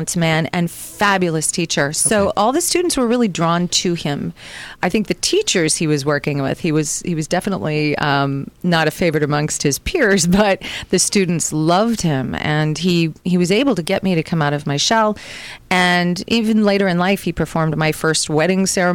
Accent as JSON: {"language": "English", "town": "Milwaukee", "region": "Wisconsin", "country": "United States", "tie": "born or raised there", "moved": "yes", "said": "in high school, I went to an arts high school in Milwaukee"}